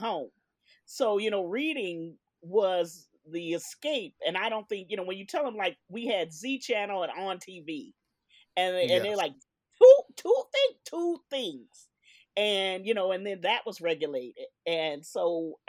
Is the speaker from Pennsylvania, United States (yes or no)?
no; California, United States; when I was growing up in California